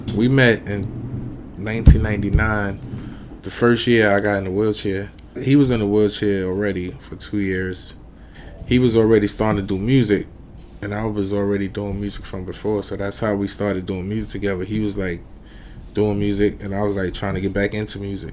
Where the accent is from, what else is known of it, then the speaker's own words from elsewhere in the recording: New York City, New York, United States; I grew up just as much in Harlem as I did in the Bronx